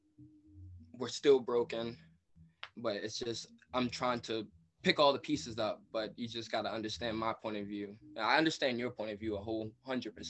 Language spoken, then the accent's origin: English; Maryland, United States; I'm from Maryland